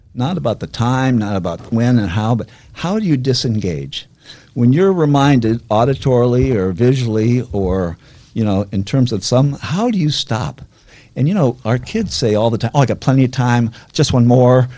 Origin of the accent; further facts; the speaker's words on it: Weston, Massachusetts, United States; I was brought up in Weston, which is was a little different back then than now